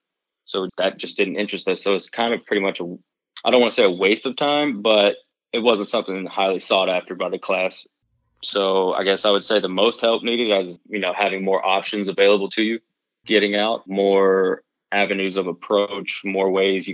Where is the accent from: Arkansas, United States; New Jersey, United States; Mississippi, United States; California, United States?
Mississippi, United States; moved away as an adult; also born or lived in Ontario; now in Milwaukee, United States; growing up in Mississippi, you kind of have to work on your own vehicles a lot